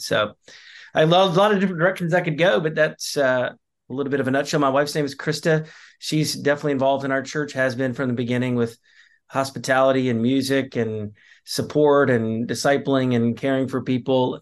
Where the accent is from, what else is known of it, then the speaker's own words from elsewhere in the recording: the Carolinas, the South, United States; moved away as an adult; now in Plymouth County, Massachusetts, United States; I grew up in the South in the Carolinas